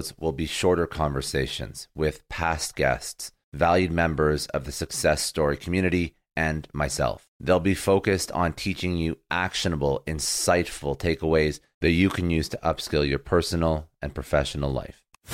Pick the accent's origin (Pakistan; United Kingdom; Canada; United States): Canada; I'm Canadian, so I say niche